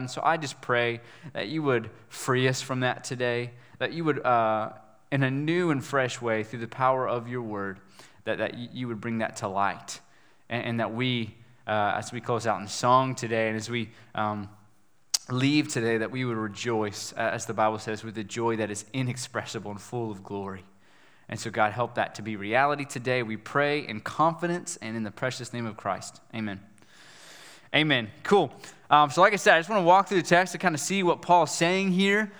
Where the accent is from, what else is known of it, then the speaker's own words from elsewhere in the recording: West Virginia, United States; moved away; I'm from West Virginia